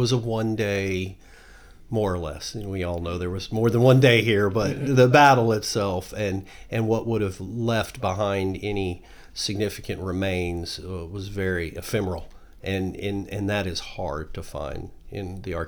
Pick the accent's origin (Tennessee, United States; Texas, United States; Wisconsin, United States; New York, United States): Texas, United States; Houston; I'm a native Houstonian, though, so I'm one of those rarities around here.